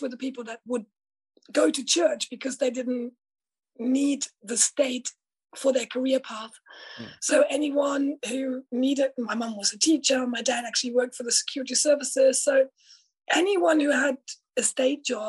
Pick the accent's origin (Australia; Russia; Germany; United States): Germany; East Germany; now in United Kingdom; I'm originally from Germany. I actually grew up in socialist East Germany as a child, in a very rural area.